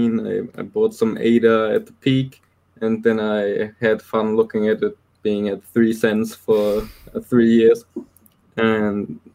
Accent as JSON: {"language": "English", "country": "Germany", "said": "I'm from Germany."}